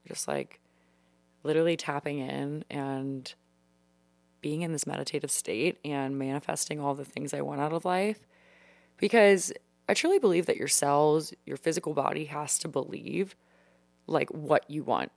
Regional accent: Louisiana, United States; moved away as an adult; now in Washington, D.C., United States; Coming from the deep south of Louisiana, I honestly never thought that I would leave.

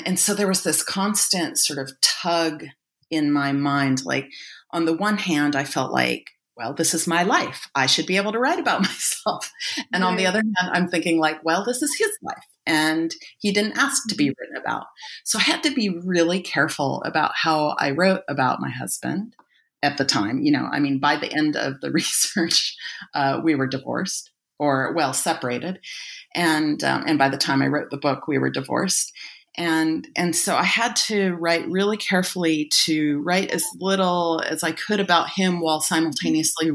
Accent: United States; also born or lived in Egypt; now in Australia; I'm based in Australia now, but I'm originally American.

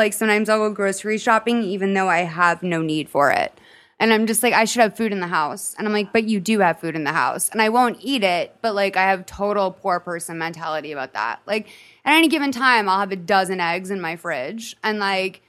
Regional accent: Massachusetts, United States; an Irish Catholic girl growing up in Massachusetts.

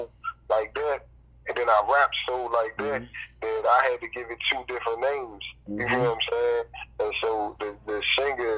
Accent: Alexandria, Virginia, United States; I'm from Alexandria, Virginia

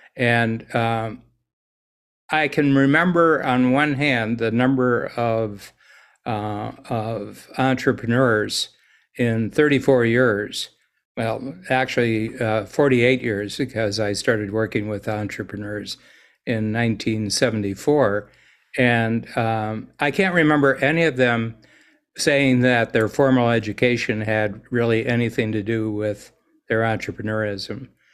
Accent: United States; now in Toronto, Canada; being an American in Toronto

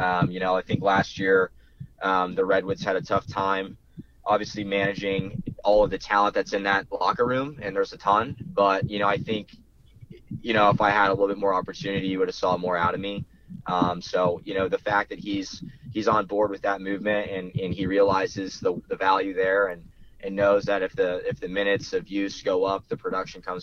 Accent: Florida, United States; I'm from Florida.

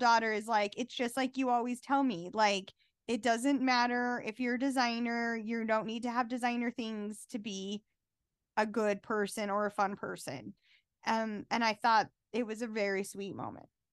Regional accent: Utah, United States; someone who was born and bred in Utah. Born and raised, left a little bit, but mostly been here

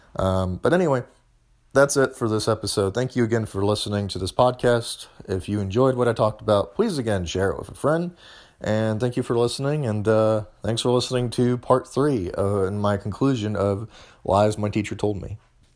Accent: Missouri, United States; now in Tennessee, United States; I'm from Missouri, which is where I grew up

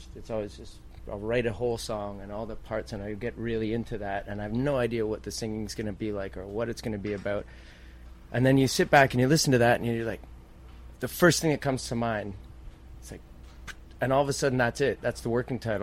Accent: Canada

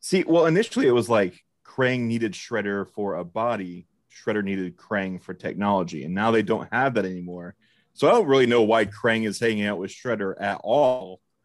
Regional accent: Nebraska, United States; I'm from, from Nebraska, where we pronounce things

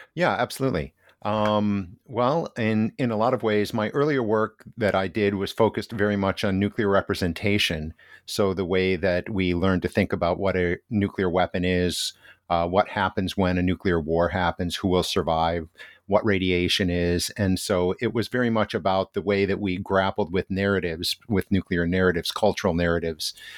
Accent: United States; moved away as an adult; now in Hiroshima, Japan; as an American

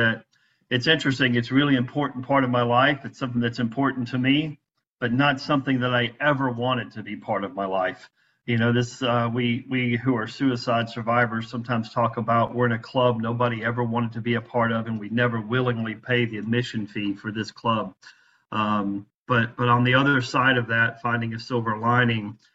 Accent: Byram, Mississippi, United States; now in St. Petersburg, United States; I grew up in Mississippi, right outside the capital, Jackson, Mississippi, in a small town called Byram

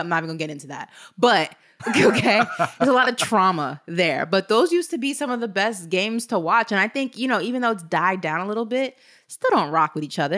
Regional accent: New York City, New York, United States; We're both from New York, obviously. She's from Harlem. I was born in Brooklyn.

